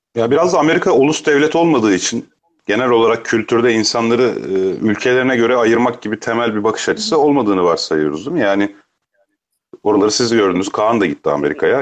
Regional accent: Emirdağ, Afyonkarahisar, Turkey; memleketim orası benim. Hatta belki Hollanda'ya da ünü gelmiştir sen bilirsin. Emirdağ diye bir yer vardır. Afyon'un Emirdağ ilçesi.

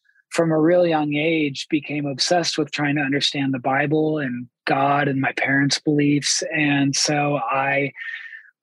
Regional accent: Columbus, Ohio, United States; I'm from Columbus, Ohio

